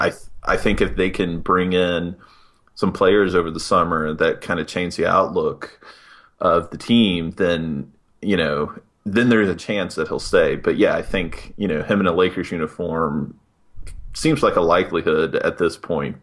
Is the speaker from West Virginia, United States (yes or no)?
yes; West Virginia, United States; moved away; I'm originally from West Virginia